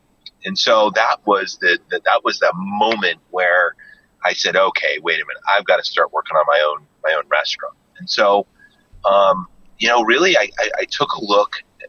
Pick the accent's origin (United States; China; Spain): United States; Jackson, Wyoming; growing up in Jackson Hole during the summers and some of the winters, you know, like there was just this, like, this great sense of community, in Jackson.